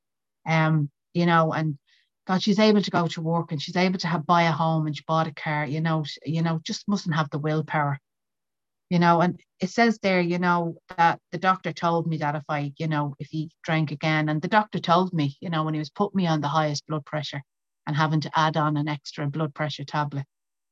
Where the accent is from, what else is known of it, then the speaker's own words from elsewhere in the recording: County Meath, Leinster, Ireland; I'm from County Meath in Ireland